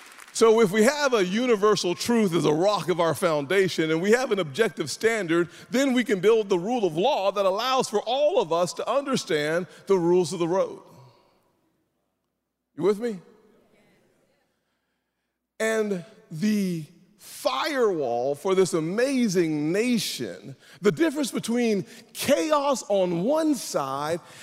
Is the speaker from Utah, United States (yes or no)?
no; South Carolina, United States; I'm from South Carolina